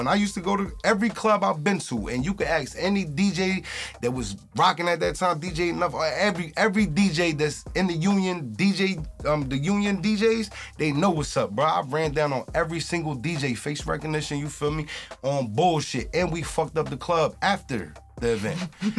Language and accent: English; New Brunswick, New Jersey, United States; Like, I came from this city, so it's like, I know what they going through